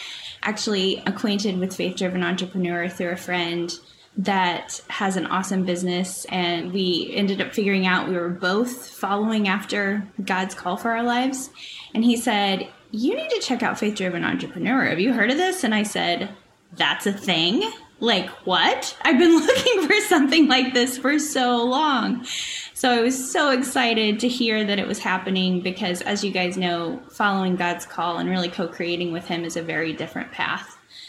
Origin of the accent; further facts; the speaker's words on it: Kansas City, Kansas, United States; I'm from Kansas City. I'm on the Kansas side. For those of you who are familiar with Kansas City, we're kind of split in between Missouri and Kansas here. We live on the Kansas side